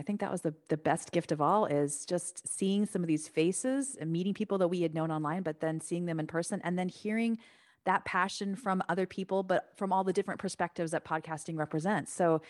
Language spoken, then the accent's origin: English; Santa Clarita, California, United States; Yeah, I grew up in Los Angeles. So I grew up about an hour north of the city in Santa Clarita, back when it was nothing.